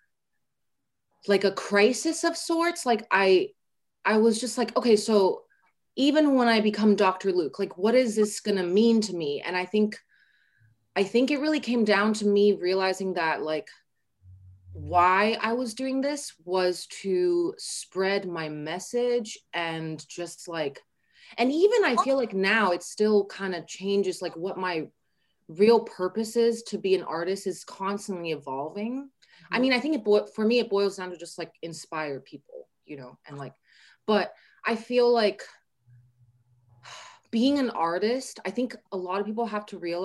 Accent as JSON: {"language": "English", "country": "Taiwan", "said": "I'm from Taiwan"}